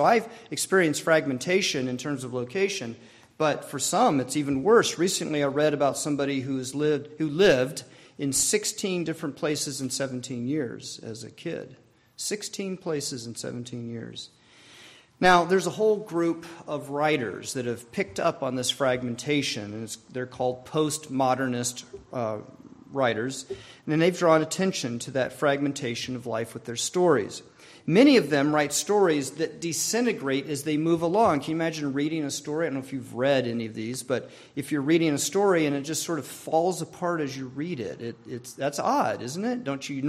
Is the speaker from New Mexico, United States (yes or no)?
yes; New Mexico, United States; born there; also born or lived in Arizona / Maryland; I was born in New Mexico. After 2 years, we moved to Arizona, where my sister was born.